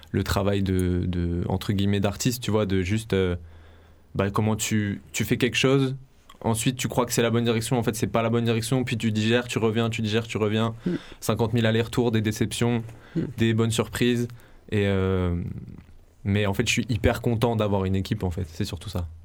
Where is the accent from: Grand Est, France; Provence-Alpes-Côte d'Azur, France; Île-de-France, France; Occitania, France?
Provence-Alpes-Côte d'Azur, France; Marseille; also born or lived in Paris; Et je euh, je viens pas que de Marseille, ça s'entend à mon accent. Et puis aussi, euh, mon histoire fait que euh, j'ai grandi 10 ans à Paris.